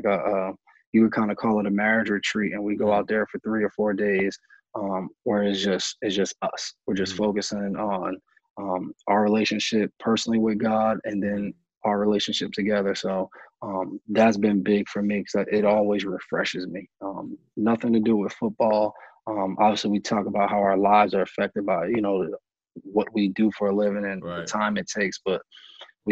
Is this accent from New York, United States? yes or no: yes; New York, United States; moved away; also born or lived in New Jersey; I'm from New York, lived in New Jersey at the time